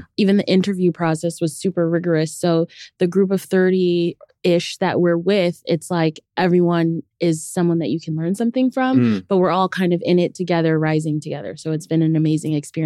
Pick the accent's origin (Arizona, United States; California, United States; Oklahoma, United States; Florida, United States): Arizona, United States; also born or lived in New York City; now in New York, United States; I grew up in Arizona.